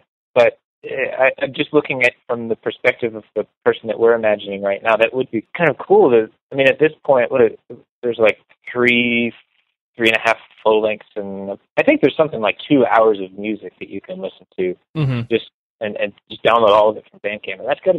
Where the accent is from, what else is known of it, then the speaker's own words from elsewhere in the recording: Rancho Palos Verdes, California, United States; I grew up in a affluent suburb called Rancho Palos Verdes.